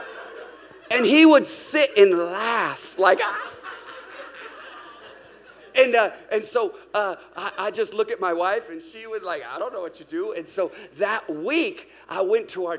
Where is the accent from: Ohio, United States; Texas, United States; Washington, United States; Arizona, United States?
Washington, United States; Seattle; moved away as an adult; now in Hermosa Beach, United States; My wife and I, we were raised in Seattle